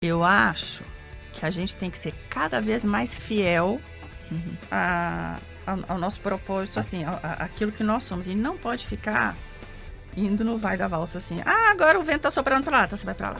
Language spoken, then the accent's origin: Portuguese; Brasília, Federal District, Brazil; moved away as an adult; also born or lived in São Paulo; Eu já nasci em Brasília, nasci em 70, tenho 53 anos